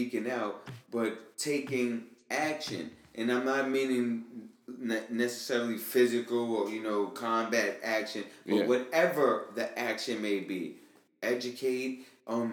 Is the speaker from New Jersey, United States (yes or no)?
no; New York, United States; I'm from New York